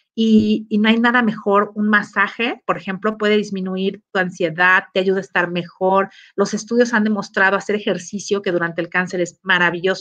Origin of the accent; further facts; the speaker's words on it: Mexico; como mexicanos